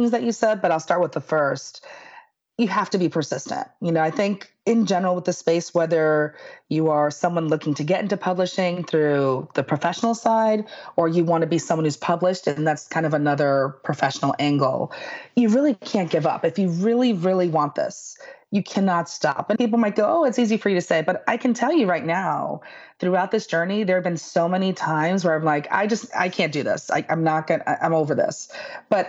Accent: New York City, New York, United States; I am Puerto Rican. I grew up in the Bronx

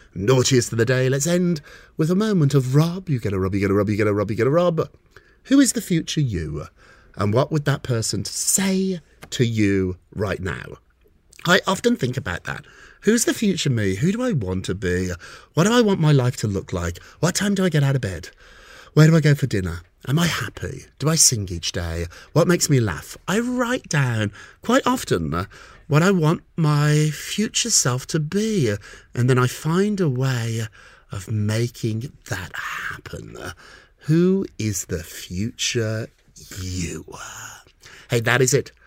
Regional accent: United Kingdom; I'm British

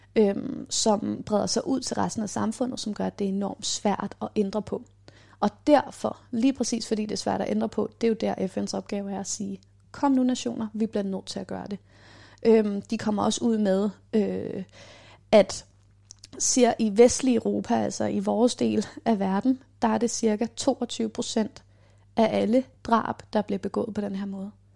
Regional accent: Copenhagen, Capital Region of Denmark, Denmark; Og så bor jeg her på Islands Brygge, hvor jeg er vokset op

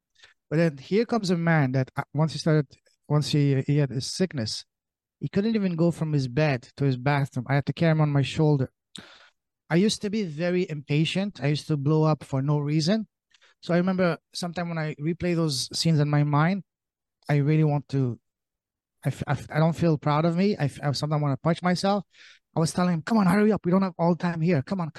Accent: Canada; also born or lived in Europe; I am Canadian. I say that very loud and proud.

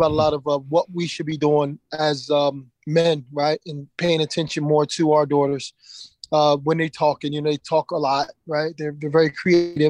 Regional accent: Philadelphia, Pennsylvania, United States; Growing up in Philadelphia

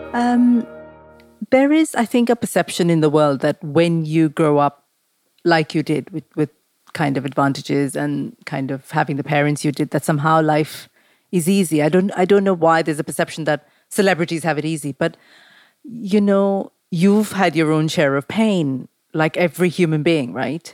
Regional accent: Mumbai, Maharashtra, India; I grew up in Mumbai

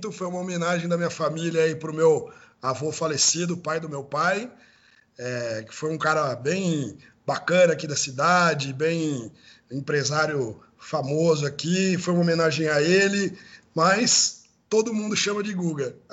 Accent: Americana, São Paulo, Brazil; eu sou do interior, né? Sou de Americana, aí de, do interior de São Paulo.

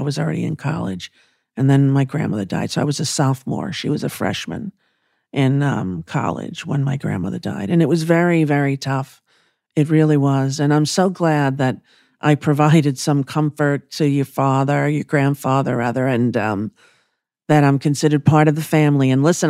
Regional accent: Huntington, New York, United States; And I was in a comedy club in my hometown of Huntington, Long Island.

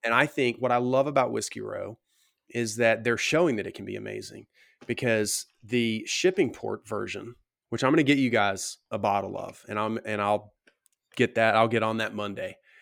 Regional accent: the South, United States; growing up in the South

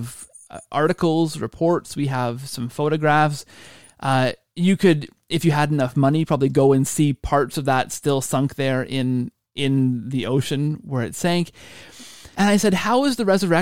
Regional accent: Canada; I'm Canadian

